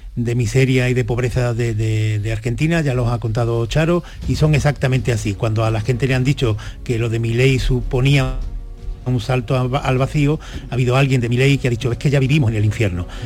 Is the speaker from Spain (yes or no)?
yes; Spain; como españoles